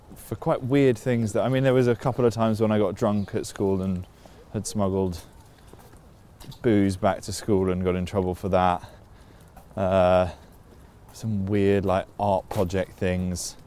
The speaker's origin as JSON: {"language": "English", "region": "London", "country": "United Kingdom", "tie": "born or raised there", "said": "we grew up in Putney"}